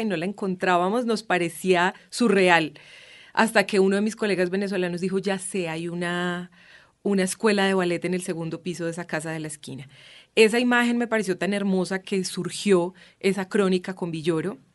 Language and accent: Spanish; Boyacá, Colombia; yo soy además boyacense, muy lejos del mar